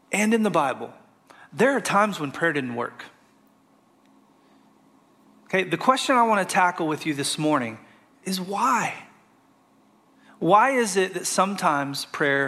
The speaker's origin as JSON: {"language": "English", "region": "Arkansas", "country": "United States", "moved": "as an adult", "lives_now": "Florida, United States", "said": "I'm from Arkansas, moved here about 6 years ago"}